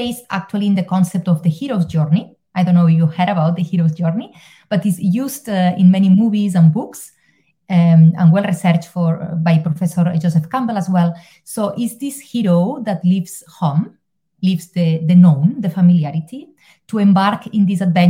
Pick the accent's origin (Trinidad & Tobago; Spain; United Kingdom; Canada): Spain; moved away as an adult; now in Ireland; I'm originally from Spain, but I live in Ireland because of a promotion